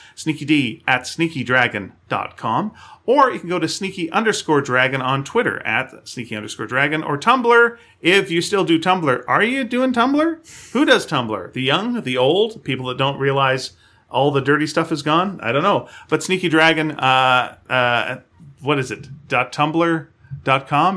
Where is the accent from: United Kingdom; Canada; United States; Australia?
Canada; we're Canadian